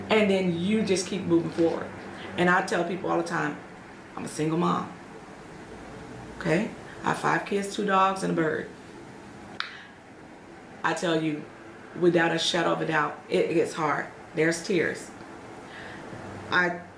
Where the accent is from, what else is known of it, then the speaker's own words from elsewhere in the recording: Atlanta, Georgia, United States; now in Aurora, United States; That was the branch that I came from Atlanta, Georgia.